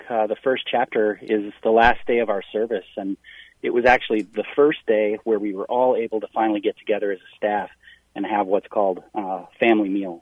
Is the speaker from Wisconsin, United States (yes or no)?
yes; Wisconsin, United States; now in Minnesota, United States; I'm from Wisconsin.